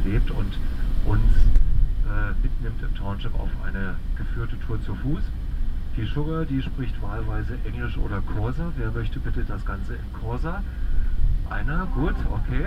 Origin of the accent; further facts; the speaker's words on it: Germany; moved away as an adult; now in Cape Town, South Africa; ich komme also auch aus Deutschland wie die Frau, bin seit zehn Jahren hier